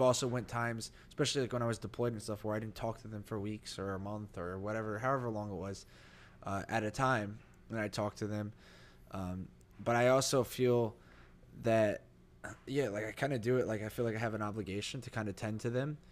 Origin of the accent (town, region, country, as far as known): New Jersey, United States; born or raised there; moved away